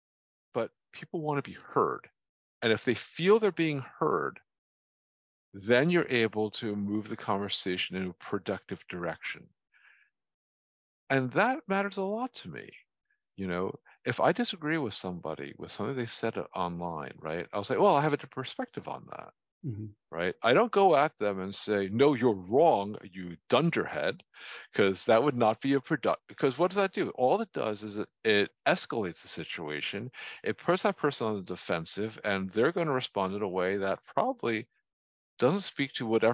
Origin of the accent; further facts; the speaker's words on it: New Jersey, United States; I grew up in North Jersey